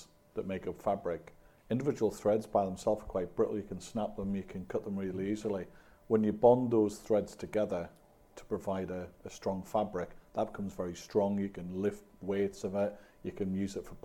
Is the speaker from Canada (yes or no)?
no; Newcastle upon Tyne, North East England, United Kingdom; I'm from Newcastle